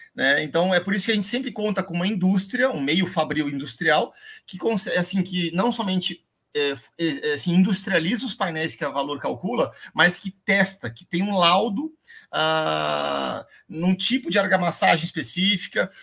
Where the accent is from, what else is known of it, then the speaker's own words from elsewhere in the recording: Londrina, Paraná, Brazil; eu sou londrinense, né? É, nasci em Londrina, no norte do Paraná